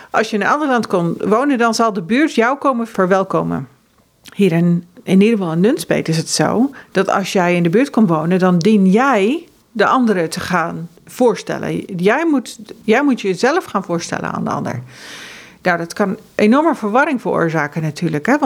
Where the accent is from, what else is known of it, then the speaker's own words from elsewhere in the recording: Ethiopia; also born or lived in Norway / Uganda / Kenya / United States; now in Netherlands; want ik ben geboren in Noorwegen en ik ben opgegroeid in Ethiopië, Oeganda, Kenia en Amerika. En eh, ik voel me inmiddels echt Nederlandse, maar dat heeft heel lang geduurd.